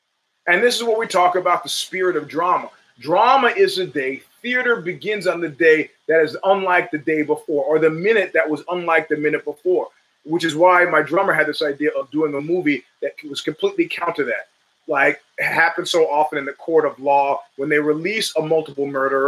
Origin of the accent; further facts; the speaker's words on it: New York City, New York, United States; now in California, United States; And I said, Flatbush.